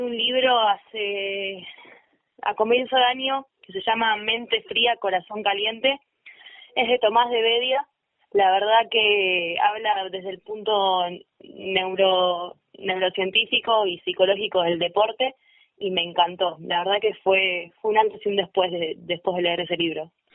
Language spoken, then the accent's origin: Spanish; Vicente López, Buenos Aires Province, Argentina; moved away as an adult; now in San Carlos de Bariloche, Argentina; yo nací en la provincia de Buenos Aires, en Vicente López, y hace un año y muy poquitos meses me vine a vivir a San Carlos de Bailoche, Río Negro.